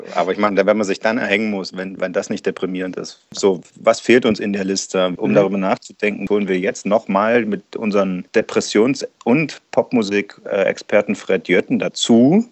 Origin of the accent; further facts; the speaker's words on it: East Germany, Germany; mir als Ossi